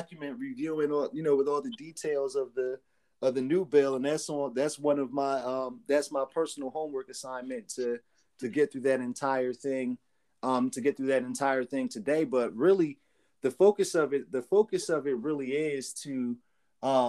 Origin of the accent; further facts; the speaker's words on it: Trenton, New Jersey, United States; I grew up in Trenton, New Jersey